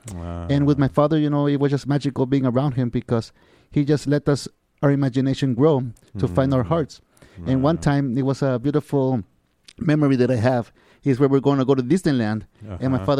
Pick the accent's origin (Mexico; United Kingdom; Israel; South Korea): Mexico; Tijuana, Baja California; also born or lived in Mexico City; now in San Diego, United States; I was born in Mexico City. Oh, in Mexico City. And I was raised in Tijuana, Mexico.